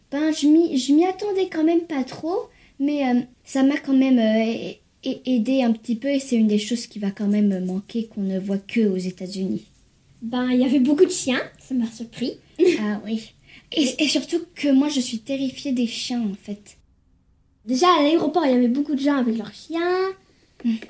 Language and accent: French; France; now in United States; je suis née en France